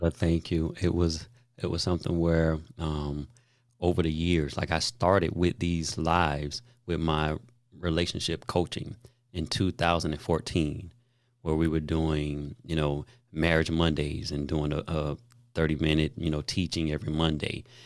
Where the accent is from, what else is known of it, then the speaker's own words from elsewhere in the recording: Daytona Beach, Florida, United States; where I grew up in Daytona Beach